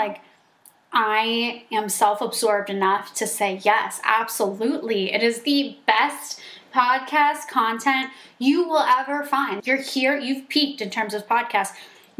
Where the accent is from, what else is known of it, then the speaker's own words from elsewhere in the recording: New York City, New York, United States; I'm from New York.